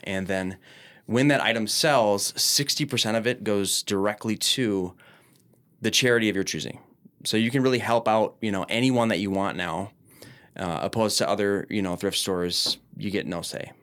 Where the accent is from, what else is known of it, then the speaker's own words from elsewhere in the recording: Minneapolis, Minnesota, United States; I'm from Minneapolis, born and raised